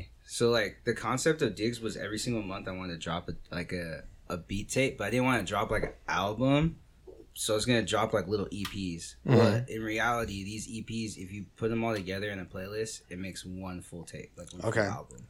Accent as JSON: {"language": "English", "town": "Santa Maria", "region": "California", "country": "United States", "tie": "born or raised there", "said": "I grew up in Santa"}